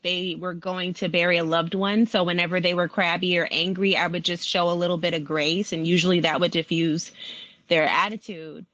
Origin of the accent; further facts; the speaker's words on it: Compton, California, United States; I was born and raised in Compton, California